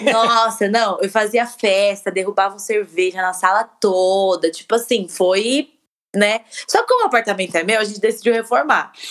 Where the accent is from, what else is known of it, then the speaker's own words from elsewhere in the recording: Guarulhos, São Paulo, Brazil; also born or lived in Atibaia; a gente é de Guarulhos, a gente mudou para Atibaia, ficou um ano e pouco em Atibaia, depois a gente voltou para Guarulhos